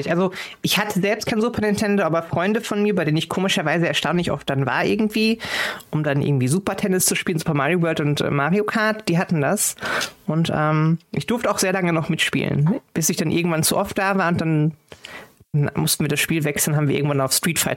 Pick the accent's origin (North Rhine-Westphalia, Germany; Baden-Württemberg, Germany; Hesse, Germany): North Rhine-Westphalia, Germany; born there; NRW. Hm? NRW ist ja langweilig.